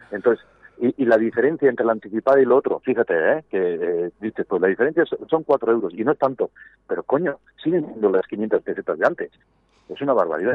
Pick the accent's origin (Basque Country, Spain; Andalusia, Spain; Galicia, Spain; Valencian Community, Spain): Basque Country, Spain; Gipuzkoa; un pueblo que se llama Festoa, bañado por el río Urola